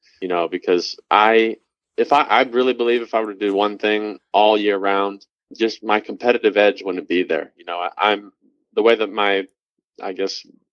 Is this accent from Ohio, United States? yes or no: yes; Cleveland, Ohio, United States; I was basically born and raised in Cleveland, Ohio